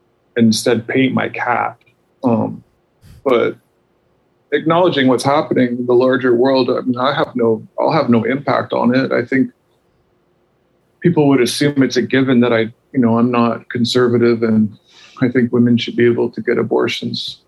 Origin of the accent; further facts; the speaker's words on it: Canada; I'm Canadian.